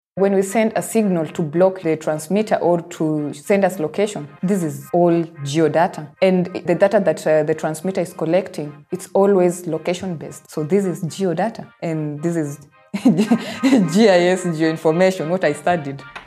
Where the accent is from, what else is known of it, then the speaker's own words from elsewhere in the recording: Nairobi, Kenya; I am from Nairobi